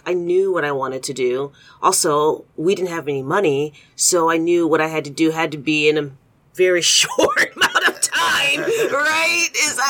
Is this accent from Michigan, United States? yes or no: yes; Detroit, Michigan, United States; moved away as an adult; now in Cincinnati, United States; I grew up in Detroit. I moved to Cincinnati in 1996.